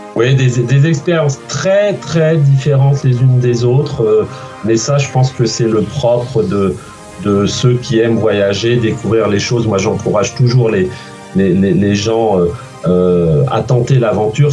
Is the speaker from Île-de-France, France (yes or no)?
no; Guérande, Pays de la Loire, France; moved away as an adult; also born or lived in Redon / Paris; now in New York, United States; je suis né à, à Guérande. J'ai toute ma famille qui est, qui au sud, sud-Bretagne, enfin entre Nantes, Nantes et Vannes. Euh, j'y j'y suis né, j'ai fait mes études ici. Ensuite, je suis parti au lycée à Redon